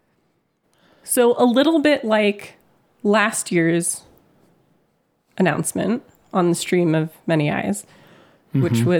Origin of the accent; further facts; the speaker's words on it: California, United States; I'm from California